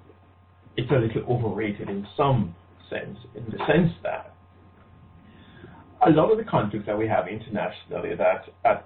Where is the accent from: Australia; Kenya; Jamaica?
Jamaica; Newport, Manchester Parish; moved away as an adult; also born or lived in Belfast, Northern Ireland / Kingston, Jamaica; I grew up in Manchester, near the town of Newport